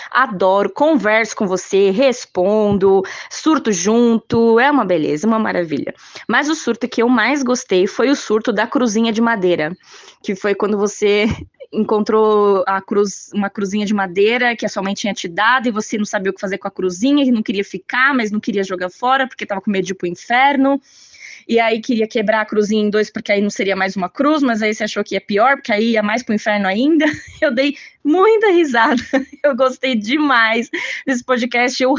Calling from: São Paulo, Brazil; sou de São Paulo

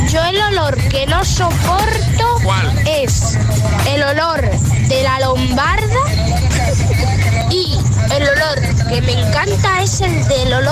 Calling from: Zaragoza, Aragon, Spain

